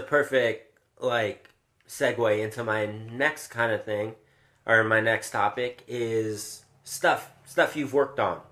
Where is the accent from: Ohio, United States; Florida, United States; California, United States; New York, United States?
California, United States; also born or lived in Chicago; I came from the West Coast, California